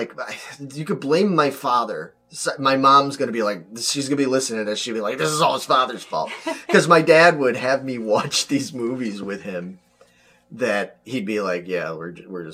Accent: Chicago, Illinois, United States; my hometown. Not just Chicago

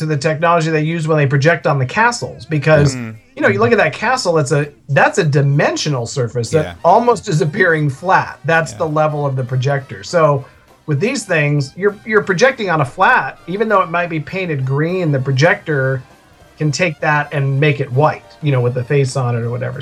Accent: Northern California, United States; moved away as an adult; now in Southern California, United States; We grew up in California, but we were in Northern California.

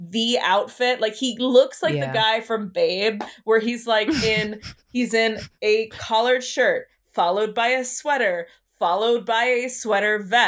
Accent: United States; I'm American

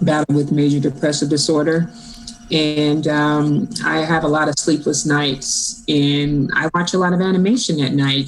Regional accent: Chicago, Illinois, United States; moved away as an adult; I grew up born and raised in Chicago. And I was born and raised in the projects

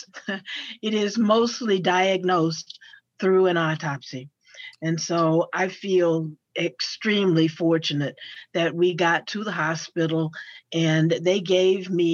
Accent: Paducah, Kentucky, United States; moved away as an adult; also born or lived in Murray, Kentucky / Baltimore area; now in Cincinnati, United States; I was born in Western Kentucky, in Paducah

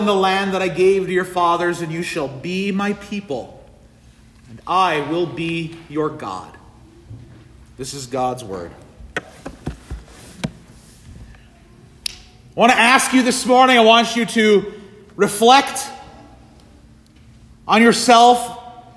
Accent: Kingsford, Michigan, United States; moved away as an adult; also born or lived in Puerto Rico; I am a Flivver

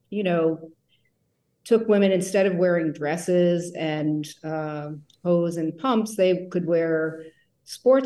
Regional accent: New Jersey, United States; moved away as an adult; also born or lived in New York; now in San Francisco, United States; I grew up in New Jersey

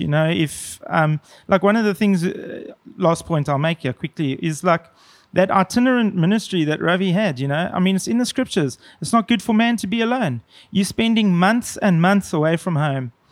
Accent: South Africa; I felt kind of proud as a South African

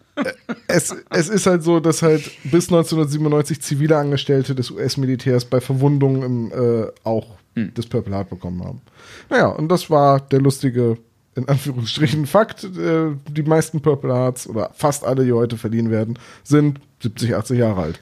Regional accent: Bremen, Germany; ich, bin Bremer

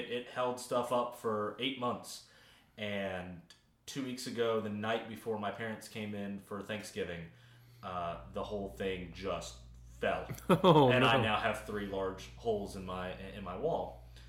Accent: the South, United States; I mean, I'm from the South.

